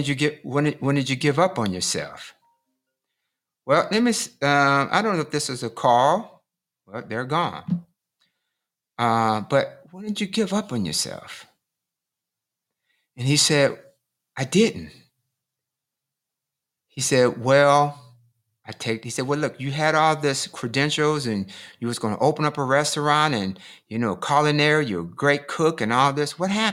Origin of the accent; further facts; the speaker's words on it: Michigan, United States; And I grew up in Michigan, you know, so, you know, people have pretty good paying jobs, you know, at the auto industry.